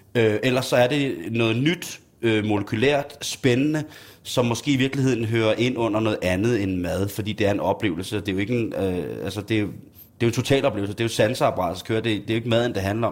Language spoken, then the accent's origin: Danish; Himmelev, Zealand, Denmark; i Himmelæv, i mit barndomshjem